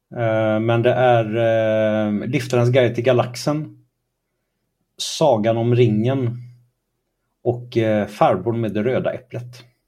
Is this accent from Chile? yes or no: no; Kalmar, Kalmar County, Sweden; also born or lived in Trollhättan; Jag växte upp i Kalmar och i Trollhättan har jag växt upp.